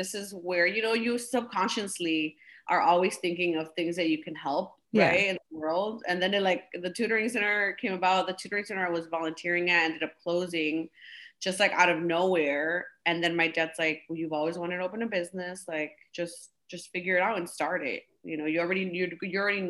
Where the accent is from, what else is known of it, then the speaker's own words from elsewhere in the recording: Cicero, Illinois, United States; also born or lived in Pilsen, Chicago; I grew up in Cicero, Illinois, born and raised there.